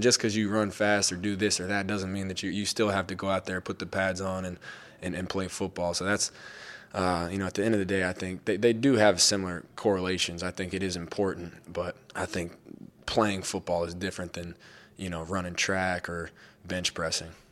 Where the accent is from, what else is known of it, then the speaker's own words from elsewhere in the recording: Denver, Colorado, United States; growing up in Denver